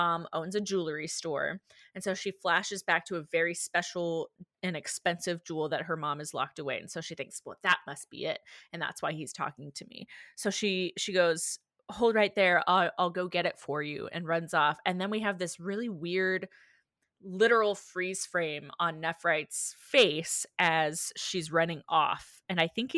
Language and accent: English; the South, United States; growing up in the South